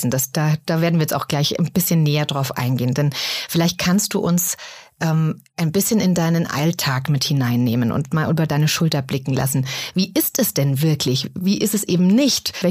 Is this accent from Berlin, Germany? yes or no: no; Niederbrechen, Hesse, Germany; Ich wohne in Niederbrechen, das liegt in Hessen, in der Mitte von Deutschland.